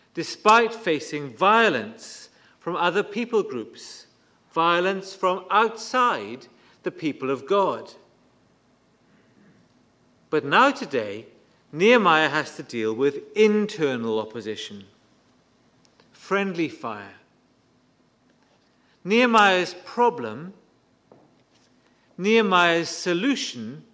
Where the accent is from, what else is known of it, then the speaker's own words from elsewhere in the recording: Bridgend, Wales, United Kingdom; When I was growing up in Bridgend, we saw several church splits